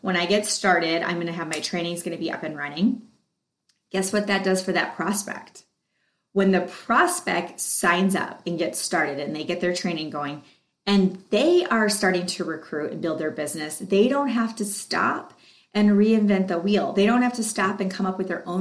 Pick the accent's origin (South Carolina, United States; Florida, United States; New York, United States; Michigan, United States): Michigan, United States; I was born in Michigan